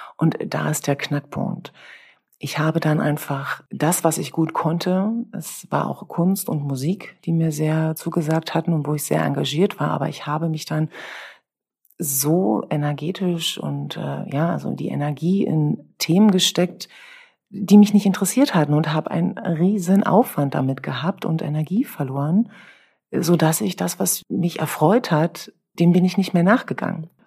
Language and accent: German; Brandenburg, Germany; bevor es bei uns in Brandenburg in der dritten Klasse, dann ab der dritten Klasse, Benotungen gab